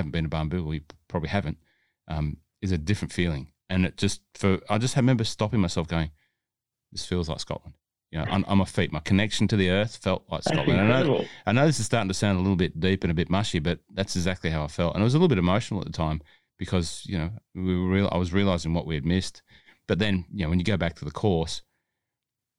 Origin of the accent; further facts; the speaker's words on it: Hunter Valley, New South Wales, Australia; I'm from the Hunter Valley